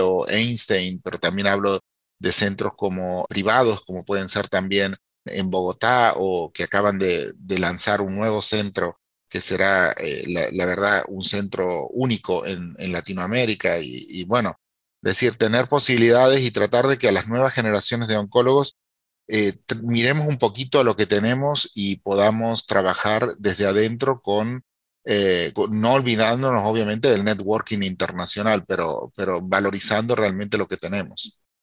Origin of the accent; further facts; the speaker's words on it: Argentina; now in United States; con mi país, Argentina